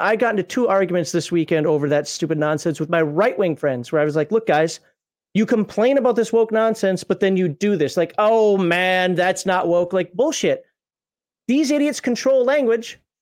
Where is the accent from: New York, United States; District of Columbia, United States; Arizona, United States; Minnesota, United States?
Minnesota, United States; I'm from Minnesota